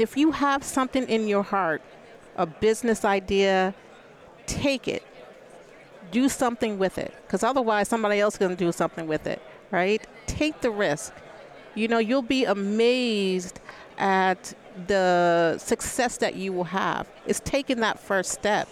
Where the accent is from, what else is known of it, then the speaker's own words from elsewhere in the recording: Albany, New York, United States; moved away as an adult; also born or lived in Arizona; I'm actually born and raised in Albany, New York